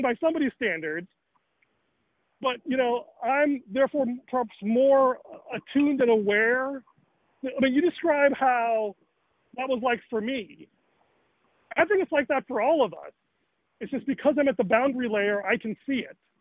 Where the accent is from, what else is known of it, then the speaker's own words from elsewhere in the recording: Chicago, Illinois, United States; I grew up in Rochelle, Chicago, Northern Illinois